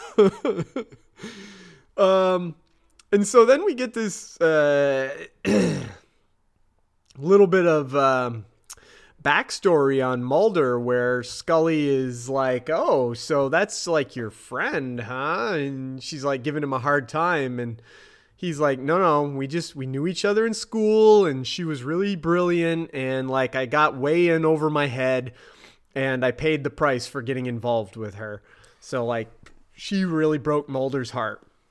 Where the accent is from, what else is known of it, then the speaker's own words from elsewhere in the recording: United States; I'm that American asshole.